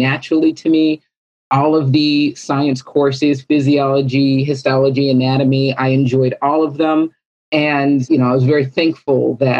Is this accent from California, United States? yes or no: yes; California, United States; I was born and raised in California